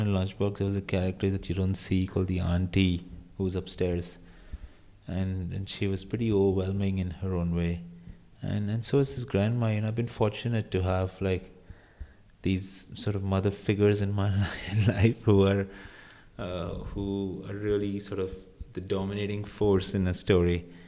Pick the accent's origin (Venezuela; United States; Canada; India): India; when I was growing up in India